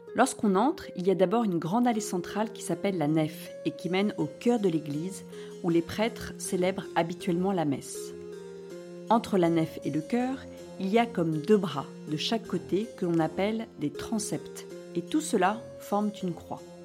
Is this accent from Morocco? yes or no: no; France; nous rassemble, tous en tant que Français